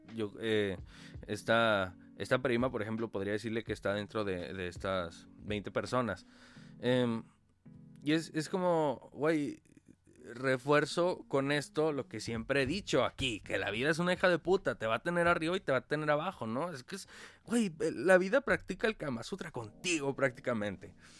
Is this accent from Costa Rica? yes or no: no; Mexico